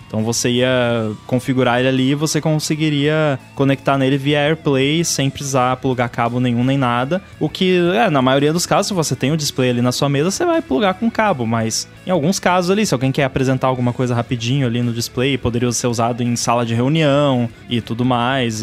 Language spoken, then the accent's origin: Portuguese; Rio Grande do Sul, Brazil; eu sou gaúcho